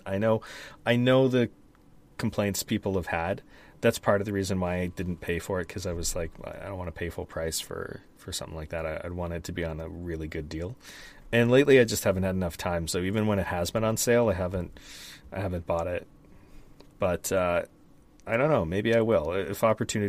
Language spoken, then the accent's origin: English; Canada; Because I'm Canadian?